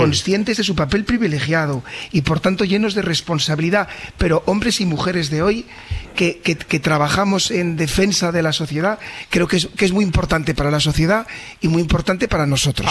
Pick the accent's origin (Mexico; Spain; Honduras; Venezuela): Spain; Valladolid, Castile and León; moved away as an adult; also born or lived in Sabadell; yo también soy nacido en Valladolid